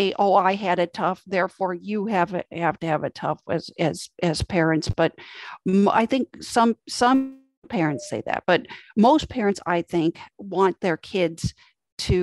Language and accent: English; United States; my upbringing as an American here in the States